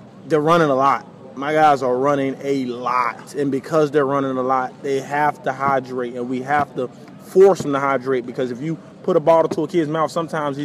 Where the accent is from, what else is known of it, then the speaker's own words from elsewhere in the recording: South Florida, United States; moved away; when you're young and growing up in South Florida, you don't understand how hot it gets until you go somewhere else, live in some other places